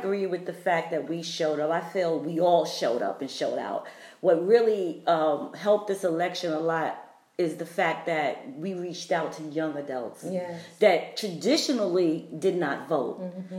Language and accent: English; New York City, New York, United States; now in Atlanta, United States; I'm a transport from New York City, living in Atlanta for 15 years.